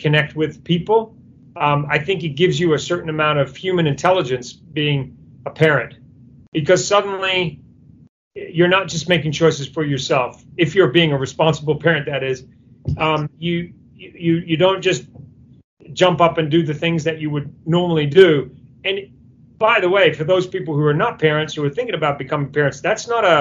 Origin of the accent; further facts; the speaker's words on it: New Zealand; moved away; I'm originally from New Zealand.